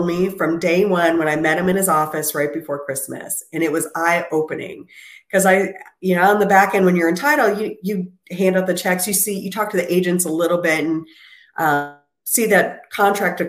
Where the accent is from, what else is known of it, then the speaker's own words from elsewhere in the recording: Minneapolis, Minnesota, United States; moved away; That's where I'm originally from, Minneapolis, Minnesota